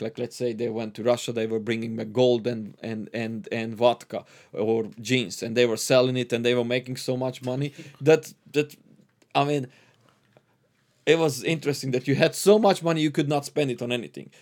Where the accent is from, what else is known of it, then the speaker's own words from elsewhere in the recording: Transylvania, Romania; first language Hungarian; English is a second language; moved away; I was born and raised till I left the Romania